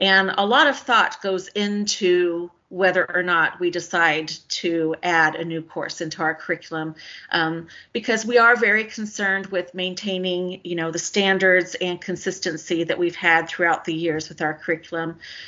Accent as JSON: {"language": "English", "town": "Garland", "region": "Texas", "country": "United States", "tie": "born or raised there", "also_born_or_lived": "Missouri", "said": "I am from Dallas. I grew up an Air Force brat, lots of different places. I was born in Missouri. But when my dad retired after 20 years, we moved to Garland, which is one of the larger suburbs in northern Dallas County."}